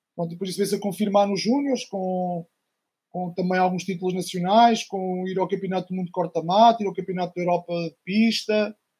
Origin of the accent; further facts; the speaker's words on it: Arzila, Centro, Portugal; eu sou de uma aldeia de, do Conselho de Coimbra, Distrito de Coimbra, Arzila